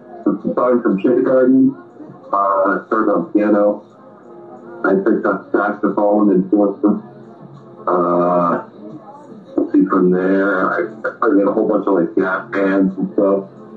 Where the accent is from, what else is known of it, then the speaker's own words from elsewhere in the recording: Boston, Massachusetts, United States; I am from Boston